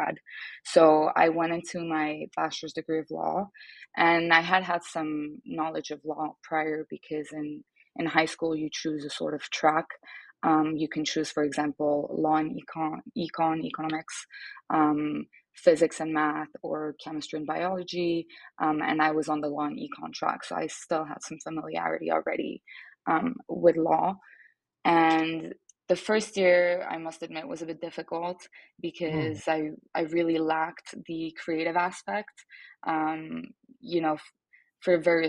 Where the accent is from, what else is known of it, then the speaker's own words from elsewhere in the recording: Geneva, Switzerland; English is a second language; moved away as an adult; now in New York, United States; I am actually Swiss and Italian, and I was born and raised in Geneva in Switzerland